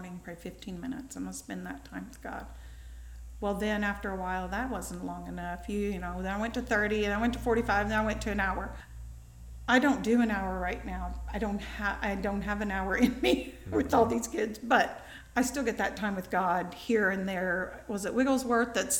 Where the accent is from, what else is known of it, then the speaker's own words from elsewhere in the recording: New Harmony, Indiana, United States; I grew up in New Harmony